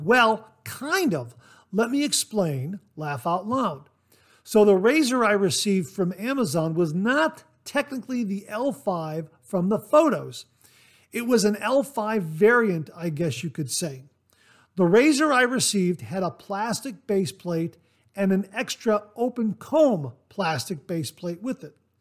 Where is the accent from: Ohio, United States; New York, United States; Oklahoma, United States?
Ohio, United States; I was born and raised in Ohio